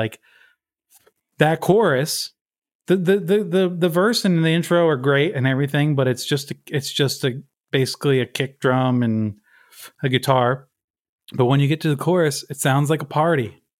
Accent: Baltimore, Maryland, United States; I'm from Baltimore, man. I don't want to talk about the Red Sox.

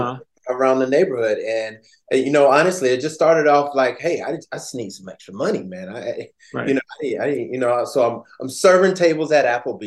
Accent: Miami, Florida, United States; moved away as an adult; now in Los Angeles, United States; I'm originally from Miami, Florida. I moved to LA about like 10 years ago.

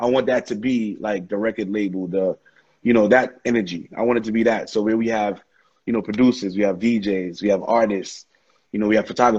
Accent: New York City, New York, United States; I'm from Brooklyn

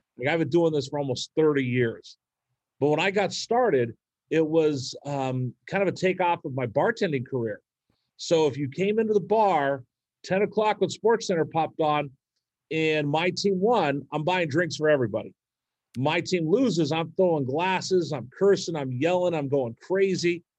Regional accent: Bay Area, California, United States; moved away; also born or lived in Bakersfield, California; I grew up in the Bay Area

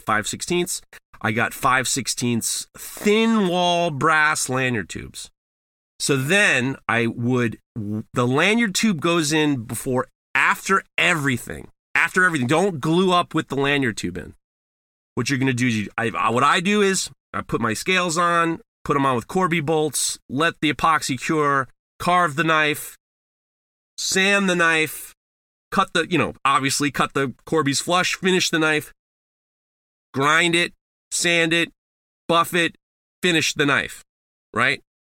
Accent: New York, United States; I'm from New York

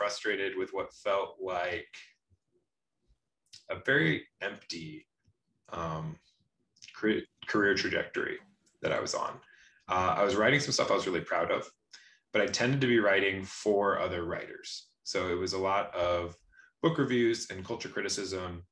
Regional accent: Washington, United States; moved away as an adult; also born or lived in Michigan; I'm from Washington State

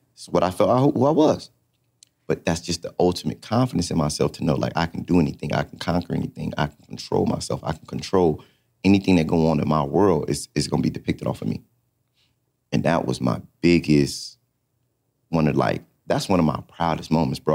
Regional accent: California, United States; moved away as an adult; also born or lived in Atlanta; I come from California

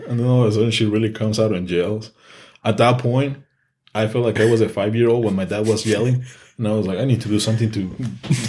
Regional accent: Mexico; English is a second language; moved away; I'm Mexican and English is my second language.

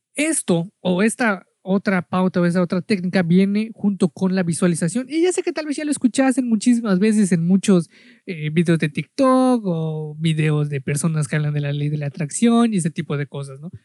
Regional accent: Mexico; yo soy de México

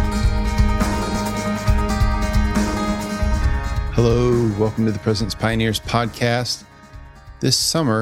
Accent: Greenville, North Carolina, United States; grew up in Greenville, North Carolina

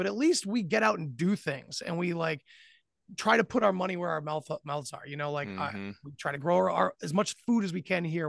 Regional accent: New England, United States; I'm from New England. We have brutal winters

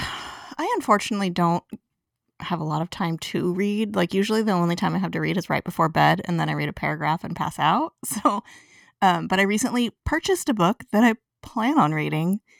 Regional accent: Riverside County, Southern California, United States; I grew up in Riverside County

